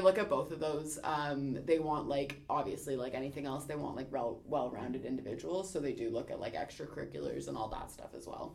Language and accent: English; Ontario, Canada; moved away as an adult; now in Halifax, Canada; I am from Ontario originally